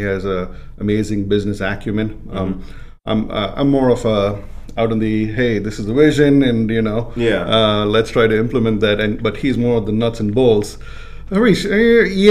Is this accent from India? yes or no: yes; India; moved away; I was growing up in India